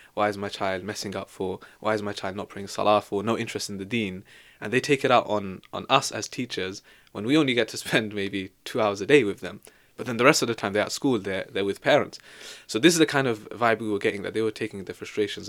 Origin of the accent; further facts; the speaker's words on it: Devon, South West England, United Kingdom; also born or lived in Leicester; now in London, United Kingdom; I'm from Devon